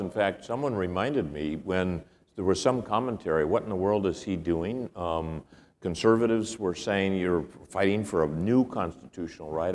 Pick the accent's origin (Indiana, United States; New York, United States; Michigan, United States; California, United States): California, United States; moved away; also born or lived in Washington; having grown up in California